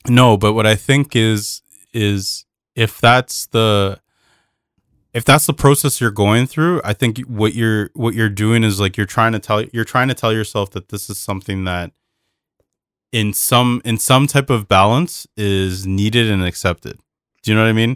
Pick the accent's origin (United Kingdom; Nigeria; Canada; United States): Canada; as a Canadian